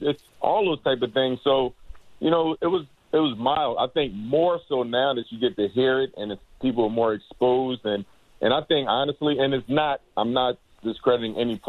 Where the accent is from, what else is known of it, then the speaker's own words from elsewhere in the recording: Philadelphia, Pennsylvania, United States; I'm from Philadelphia